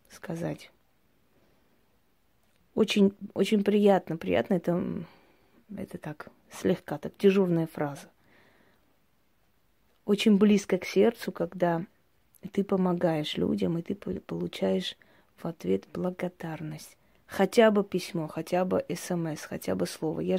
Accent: Armenia; Я всегда говорю, что мы, армяне, пройдя столько боли за тысячелетия, все время зациклены на том, что потеряли.

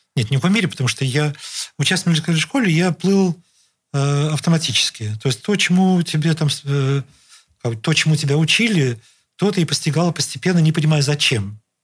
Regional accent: Saint Petersburg, Russia; жил и вырос в родительском доме, в котором живу по сей день

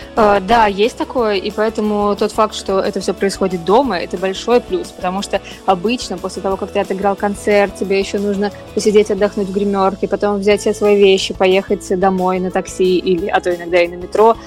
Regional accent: Volgograd, Volgograd Oblast, Russia; moved away; Волгоград, свой родной город

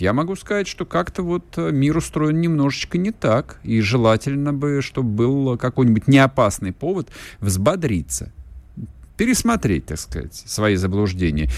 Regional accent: Russia; у нас на родине жизнь потихонечку меняется

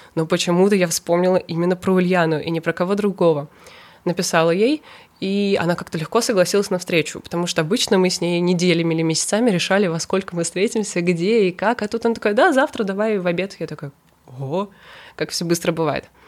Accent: Kazan, Tatarstan, Russia; moved away as an adult; also born or lived in Saint Petersburg; Я из Казани, но 18 лет я переехала в Петербург

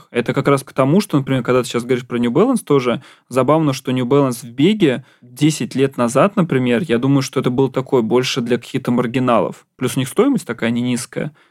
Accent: Ramenskoye, Moscow Oblast, Russia; а я еще из Раменского

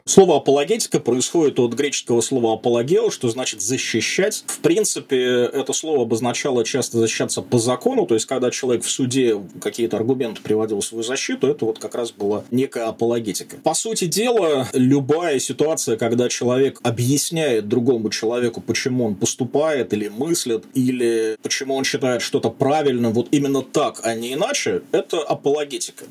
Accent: Vyborg, Leningrad Oblast, Russia; also born or lived in Saint Petersburg; Выборг, мой родной город

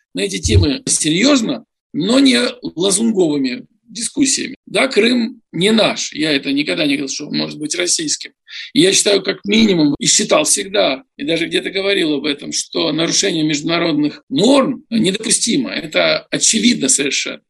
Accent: Kyiv, Ukraine; moved away; also born or lived in Moscow; я родился, вырос в Киеве, сформировался

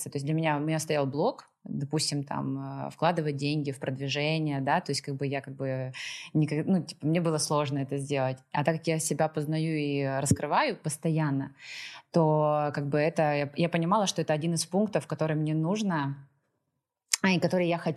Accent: Moscow, Russia; also born or lived in Donetsk Oblast / Kyiv; now in Lisbon, Portugal; А, собственно, как бы сначала я вообще родом из Донецкой области, выросла я в Москве, а жила в последнее время ну, достаточно много. Я осознанно выбрала Киев и Украину

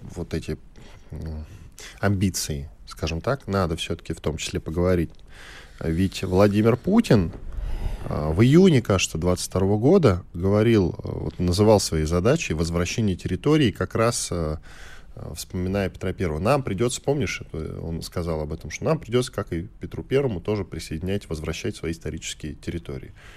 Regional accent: Moscow, Russia; мы с тобой москвичи

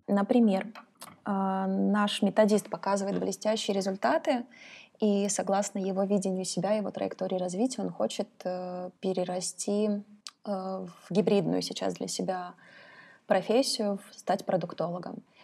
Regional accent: Kazakhstan; now in Russia; я из Казахстана, и там такая средняя температура в году — это 30-35 градусов. И, конечно, я привыкла к солнцу

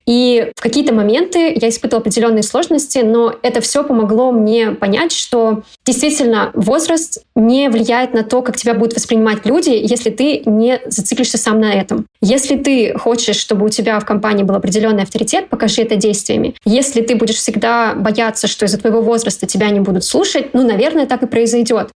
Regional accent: Kazakhstan; moved away; я родом из Казахстана

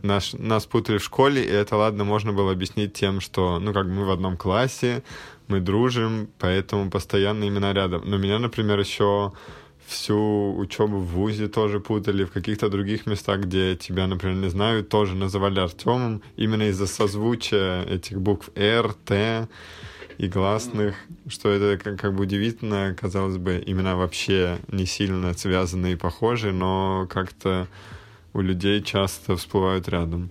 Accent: Moscow, Russia; я, например, родился в Москве и как бы всю жизнь здесь живу, всю жизнь здесь рос

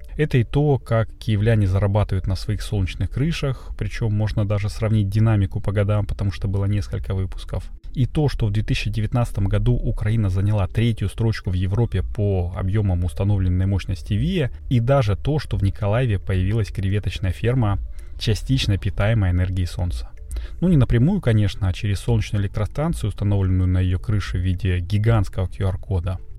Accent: Russia; я из России

